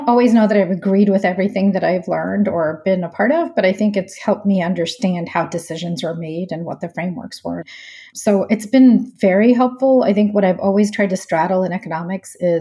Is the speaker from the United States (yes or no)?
yes; Houston, Texas, United States; moved away as an adult; also born or lived in Jersey City, New Jersey / Chicago; I grew up in Houston, Texas